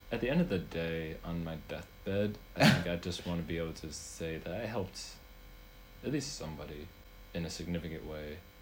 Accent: Reynoldsburg, Ohio, United States; also born or lived in Columbus, Ohio; I was born in Columbus, and I grew up in Reynoldsburg, which is just a nearby suburb of Columbus

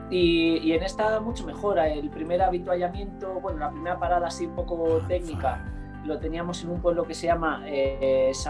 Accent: Táchira, Venezuela; como saben que soy un gocho

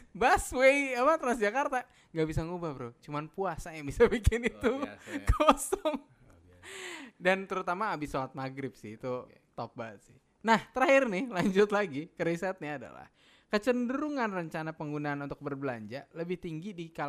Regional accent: Sumatra, Indonesia; now in Jakarta, Indonesia; di kampung halaman gua udah nggak ada keluarga gua gitu rata-rata udah pindah ke Jakarta atau ke daerah lain jadi nggak ada keharusan untuk pulang ke Sumatera sih kalau gua gitu.

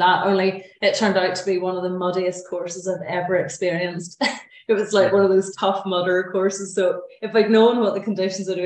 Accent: Glenariff, Northern Ireland, United Kingdom; also born or lived in Belfast; I grew up in Glenarriff, beautiful place in the Glens of Antrim

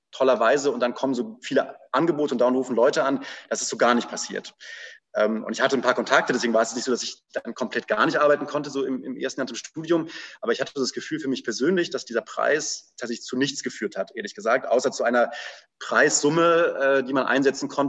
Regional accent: Hildesheim, Lower Saxony, Germany; ich bin in, bin in Hildesheim aufgewachsen und auch so ein bisschen in der freien Szene da sozialisiert im Sinne des, des zuschauenden 15-Jährigen

